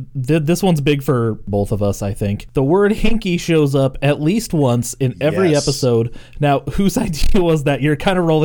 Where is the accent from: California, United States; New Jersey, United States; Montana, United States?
Montana, United States; Great Falls; now in Spokane, United States; I'm from Montana